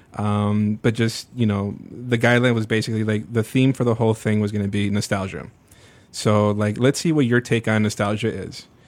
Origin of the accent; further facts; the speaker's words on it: Burbank, Illinois, United States; also born or lived in Little Village, Chicago; December of ninety-two, we moved out to, to Burbank